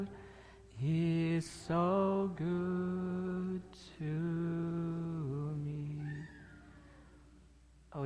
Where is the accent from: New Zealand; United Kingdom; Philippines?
Philippines; I'm a Filipino.